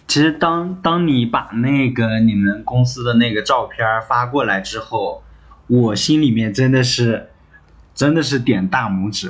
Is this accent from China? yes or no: yes; Inner Mongolia, China; 咱们都是北方嘛，就最北，内蒙古跑到了 最南方那边一直飘来飘去，飘来飘去